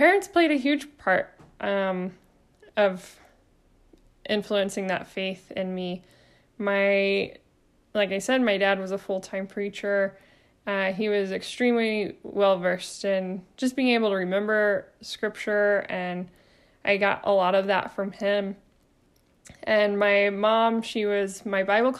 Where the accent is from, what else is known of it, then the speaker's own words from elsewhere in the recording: Arkansas, United States; also born or lived in Georgia; my family of four, we moved from Georgia to Arkansas for him to be able to preach at a congregation, and I was about 4 years old. And that's the congregation that I ended up attending all the way through my high school graduation